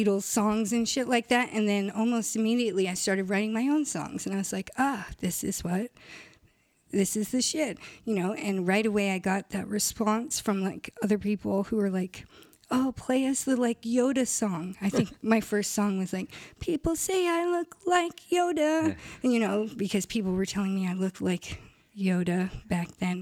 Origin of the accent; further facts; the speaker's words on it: San Clemente, California, United States; also born or lived in Irvine / Studio City / Koreatown; I actually grew up at all between San Clemente and Irvine, but mostly in San Clemente